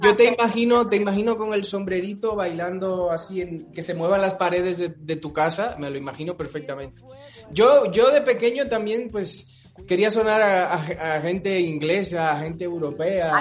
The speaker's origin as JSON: {"language": "Spanish", "country": "Dominican Republic", "tie": "born or raised there", "moved": "yes", "said": "yo soy caribeño, soy de Dominicana"}